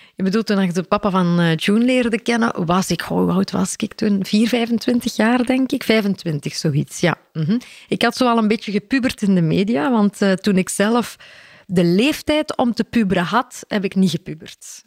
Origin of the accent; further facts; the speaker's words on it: Mol, Flanders, Belgium; ik ben opgegroeid in Mol, de Stille Kempen.